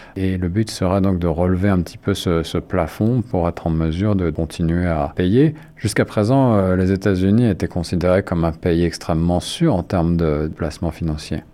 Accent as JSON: {"language": "French", "country": "Canada", "said": "chez nous, au Canada"}